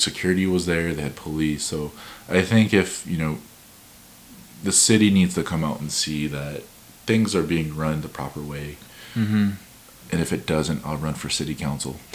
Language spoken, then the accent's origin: English; Midwest, United States; Growing up in the Midwest with no other Polynesians around